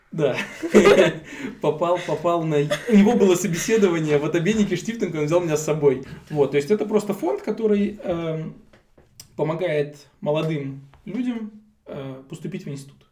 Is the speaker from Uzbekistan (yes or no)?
yes; Tashkent, Uzbekistan; moved away as an adult; now in Germany; родился и вырос я в Узбекистане, в городе Ташкенте. 20 лет я там прожил